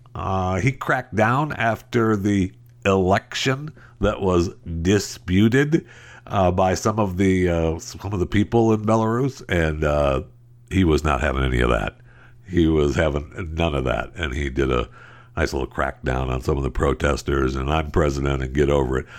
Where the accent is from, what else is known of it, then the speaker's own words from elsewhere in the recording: Tri-Cities, Michigan, United States; moved away; I was born right here, uh, in the Tri-Cities. I was not born in the Upper Peninsula